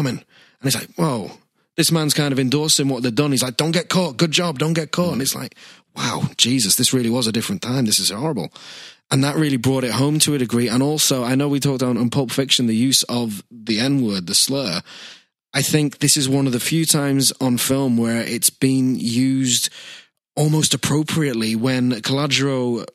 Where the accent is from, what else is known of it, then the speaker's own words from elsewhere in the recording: United Kingdom; we are British